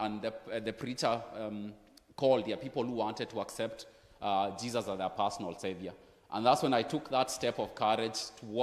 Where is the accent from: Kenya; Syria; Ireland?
Kenya; now in Frankfurt, Germany; I'm originally from Kenya.